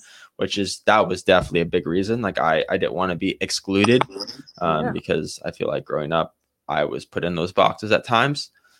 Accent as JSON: {"language": "English", "country": "Canada", "said": "sometimes when I'm over in a different country, I always say I'm Canadian. And then if someone says they like Americans, I'm like, oh yeah. I'm American too."}